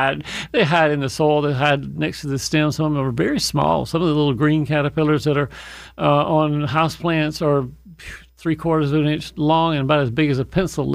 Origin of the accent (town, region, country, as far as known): Fayette County, Georgia, United States; born or raised there